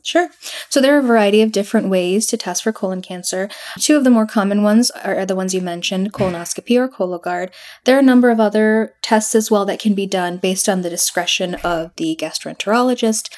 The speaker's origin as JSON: {"language": "English", "town": "Aurora", "region": "Illinois", "country": "United States", "tie": "born or raised there", "said": "I grew up in Aurora"}